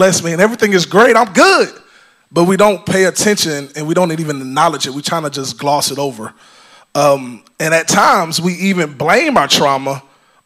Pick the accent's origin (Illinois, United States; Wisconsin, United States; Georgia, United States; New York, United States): Georgia, United States; I was born in Georgia. I was raised by my grandparents.